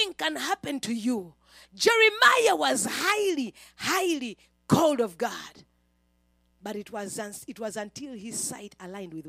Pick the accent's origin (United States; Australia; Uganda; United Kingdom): Uganda; moved away; Me, a girl from a certain village in Uganda